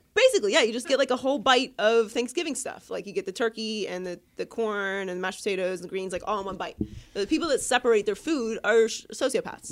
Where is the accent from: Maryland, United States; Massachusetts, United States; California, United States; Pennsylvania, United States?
Pennsylvania, United States; Pittsburgh; I grew up in Pittsburgh